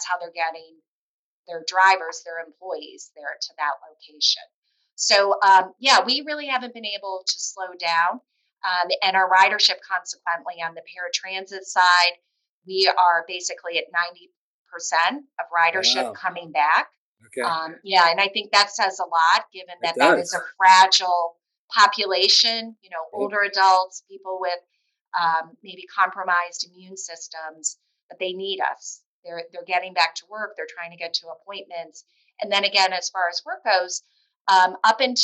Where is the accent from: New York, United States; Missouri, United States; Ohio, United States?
Ohio, United States; Toledo; moved away; I'm a Glass City boomerang, which means I grew up in Toledo, left, came back.